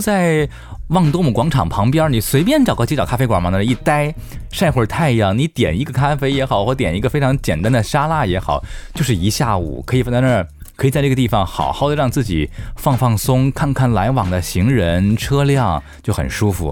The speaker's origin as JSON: {"language": "Chinese", "country": "China", "said": "我们中国人"}